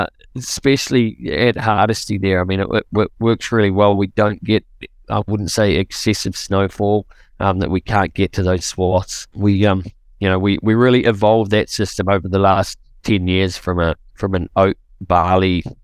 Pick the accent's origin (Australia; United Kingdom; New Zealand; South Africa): New Zealand; moved away as an adult; now in Canada; Originally, I'm from New Zealand, and I moved here in 2008